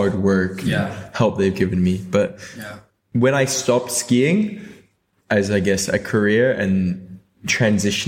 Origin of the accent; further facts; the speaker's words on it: Hong Kong; also born or lived in United Kingdom; I'm from, like, born and raised in Hong Kong